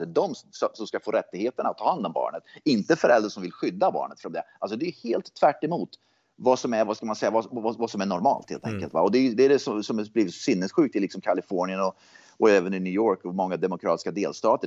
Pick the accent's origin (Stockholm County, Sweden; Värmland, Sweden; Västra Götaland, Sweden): Värmland, Sweden; Hagfors; jag växte upp i Hagfors